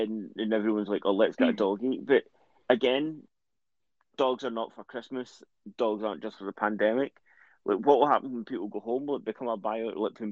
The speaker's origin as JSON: {"language": "English", "town": "Dundee", "region": "Scotland", "country": "United Kingdom", "accent": "Dundonian", "said": "my Dundonian accent. It's a great accent."}